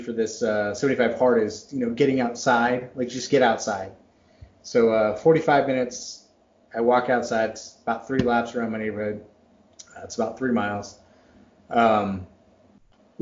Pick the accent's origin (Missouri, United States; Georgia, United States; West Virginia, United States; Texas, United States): Texas, United States; Dallas; moved away; also born or lived in Massachusetts; I was born in Massachusetts, but I grew up in Texas